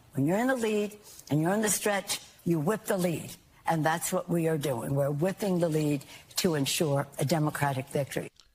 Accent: Maryland, United States; now in California, United States; I'm from Maryland originally. I've been in California a long time.

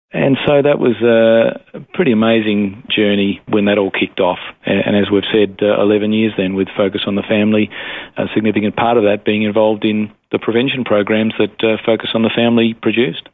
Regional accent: Melbourne, Victoria, Australia; also born or lived in Adelaide Hills; born and bred Melbourne. Uh, this is where I, I grew up.

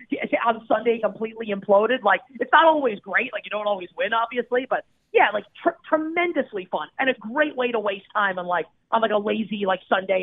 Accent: New York, United States; And I am a New Yorker, but I'm a Yankee fan, so I'm not a Mets fan.

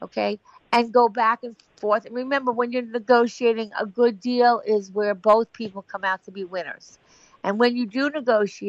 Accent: Long Island, New York, United States; I grew up on Long Island

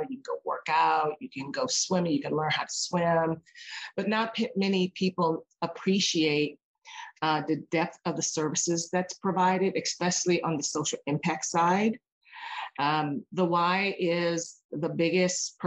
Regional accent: Cambridge, Virginia, United States; also born or lived in Arizona; now in Seattle, United States; growing up in Cambridge, Virginia, there was no YMCA.

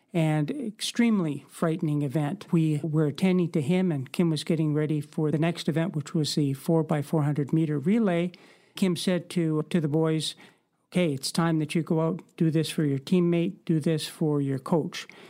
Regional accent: Winnipeg, Manitoba, Canada; moved away as an adult; also born or lived in Victoria; now in Parksville Qualicum Beach, Canada; We both grew up in Winnipeg and we met through our local track club.

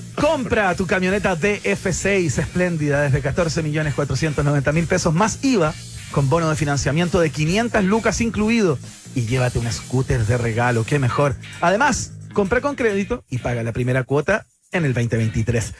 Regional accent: Chile; somos chilenos

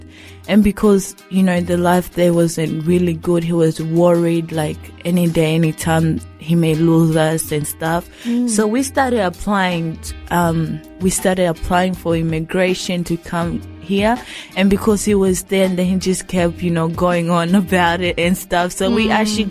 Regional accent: Tanzania; also born or lived in Burundi (ancestry); now in Australia; my background is Burundian, but I wasn't born in Burundi. I was born in Tanzania, which in a refugee camp called Mukungwa.

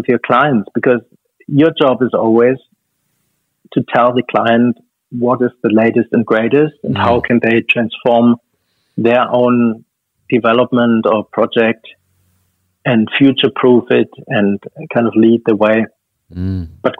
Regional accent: Germany; now in Sydney, Australia; it's a thing that I grew up with in Germany

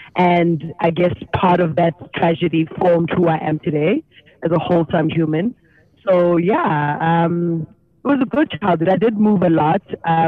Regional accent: Soweto, Gauteng, South Africa; Flats, which is deep Soweto. For a brief period, also lived in Pimville. So I'm a through and through Soweto child. That's where childhood was for me.

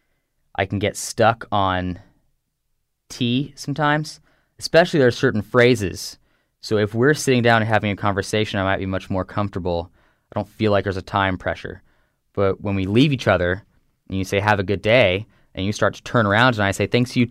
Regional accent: Texas, United States; now in Connecticut, United States; I grew up in Texas, and I live in Connecticut now

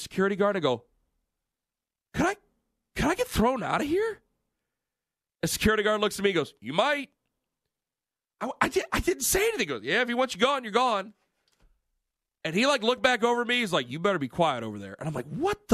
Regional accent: Canton, Ohio, United States; also born or lived in Tremont, Cleveland; I'm from Canton, it's about 55, 60 miles away

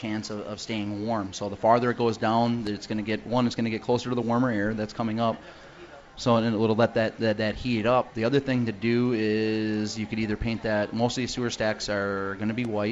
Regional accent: Woodville, Wisconsin, United States; I live in Woodville, Wisconsin

